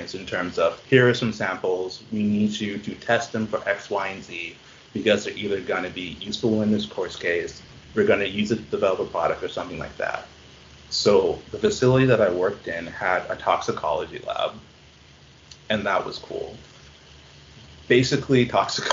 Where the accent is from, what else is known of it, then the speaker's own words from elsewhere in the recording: Bahamas; now in Halifax, Canada; I'm from the Bahamas